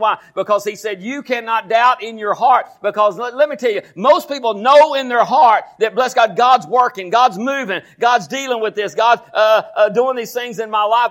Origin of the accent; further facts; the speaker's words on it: Groesbeck, Texas, United States; I was born here in Groesbeck